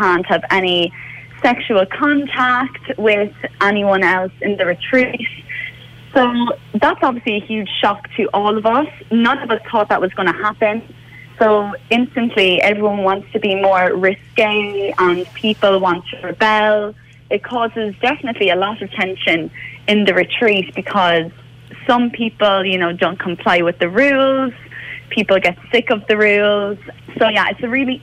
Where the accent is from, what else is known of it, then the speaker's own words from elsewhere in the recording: Cork, Munster, Ireland; moved away as an adult; now in London, United Kingdom; I'm from Cork. I've got two sisters, and I moved over to London about a year and a half ago